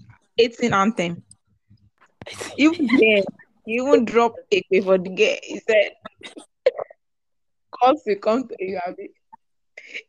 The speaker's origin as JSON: {"language": "English", "country": "Nigeria", "said": "I'm Nigerian"}